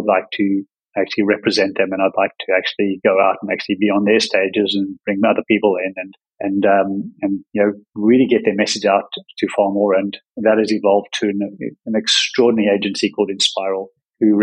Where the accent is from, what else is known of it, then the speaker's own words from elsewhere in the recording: South Africa; moved away; also born or lived in Australia / Bali; growing up in a place, in South Africa, where everything was very constrained